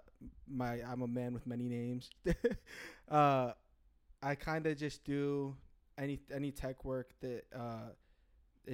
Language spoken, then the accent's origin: English; American Samoa; moved away as an adult; now in Franklin, United States; I'm from American Samoa. I've been here 3 years now.